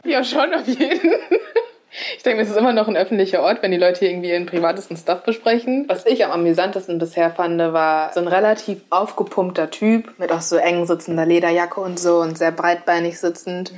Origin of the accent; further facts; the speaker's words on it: Essen, North Rhine-Westphalia, Germany; now in Mainz, Germany; Also ich bin im Ruhrgebiet aufgewachsen